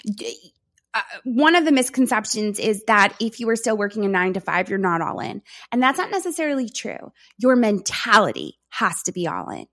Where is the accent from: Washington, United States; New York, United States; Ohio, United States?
New York, United States; I am from New York. I speak fast